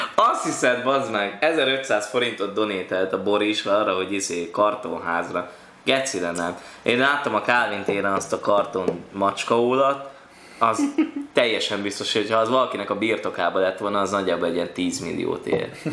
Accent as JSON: {"language": "Hungarian", "town": "Esztergom", "region": "Komárom-Esztergom", "country": "Hungary", "tie": "born or raised there", "also_born_or_lived": "Sopron", "moved": "yes", "said": "én nem budapesti vagyok, én Esztergom kertvárosban, ami se nem város, se nem falu, ott nőttem föl."}